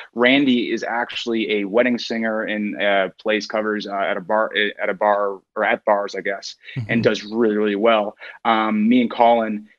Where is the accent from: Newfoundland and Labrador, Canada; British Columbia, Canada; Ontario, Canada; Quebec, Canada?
Newfoundland and Labrador, Canada; I'm originally from Newfoundland